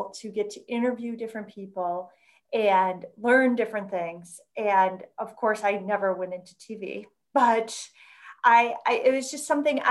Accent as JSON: {"language": "English", "town": "Racine", "region": "Wisconsin", "country": "United States", "tie": "born or raised there", "also_born_or_lived": "Milwaukee, Wisconsin", "said": "I grew up in Racine"}